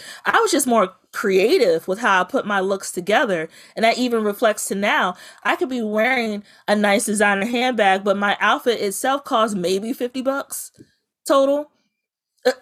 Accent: Bladensburg, Maryland, United States; I grew up in Prince George's County in Bladensburg

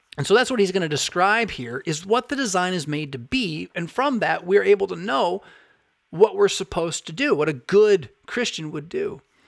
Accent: United States; as an American

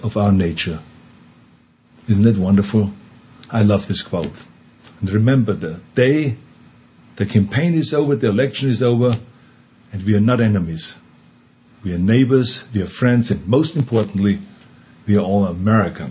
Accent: Austria; accent: Austrian; now in United States; my Austrian accent

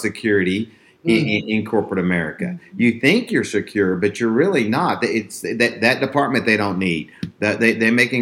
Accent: Texas, United States; I grew up in Texas. I live like 5 minutes from where I grew up.

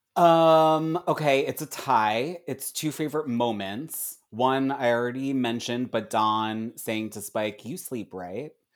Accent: Philadelphia, Pennsylvania, United States; I'm from Philly

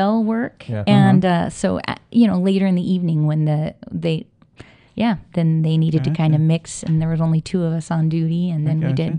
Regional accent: Washington, United States; moved away as an adult; now in Las Vegas, United States; Washington State.

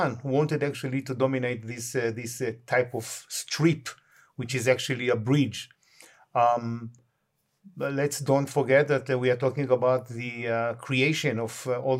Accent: Israel; I was born and raised in Israel, yes. My parents came from Eastern Europe.

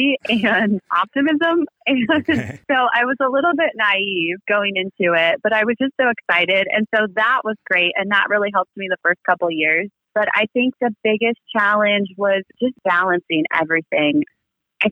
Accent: Des Moines, Iowa, United States; moved away as an adult; I am from Des Moines, Iowa, and I was born and raised there. I was there until about 22

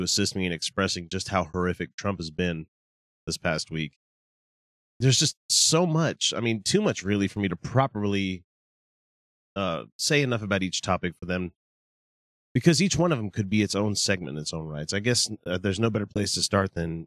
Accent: the South, United States; also born or lived in Davis County, Utah; now in Utah, United States; I'm from the South

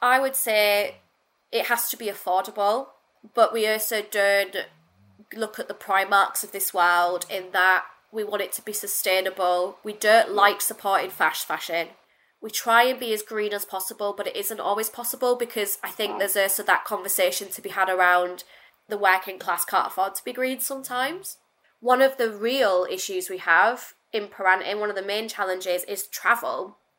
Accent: Hull, Yorkshire and the Humber, United Kingdom; accent: Northern; I became very resentful of the fact that I was Northern because it just became a bit of a joke. You know, and I'm from Hull

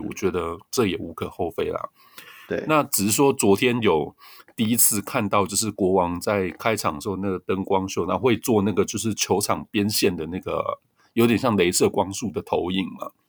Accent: southern Taiwan, Taiwan; moved away; 我是南部来的嘛，所以就会支持南部球队

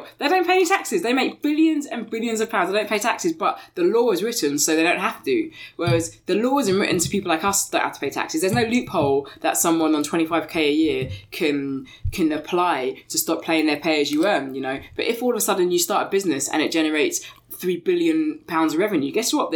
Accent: Barnet, London, United Kingdom; I was brought up in Barnet

